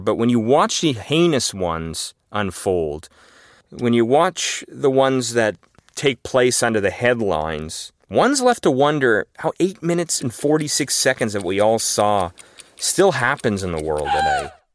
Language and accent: English; Los Angeles, California, United States; I grew up in Los Angeles